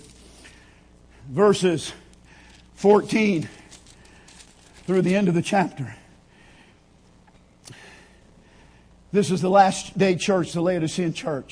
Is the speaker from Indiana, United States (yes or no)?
no; Kansas, United States; growing up in Kansas